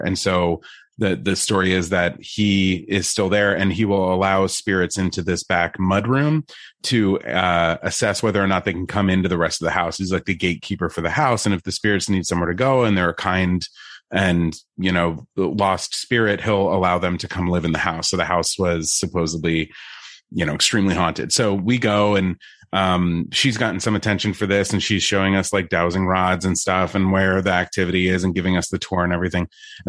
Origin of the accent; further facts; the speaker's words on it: New York, United States; I'm from New York.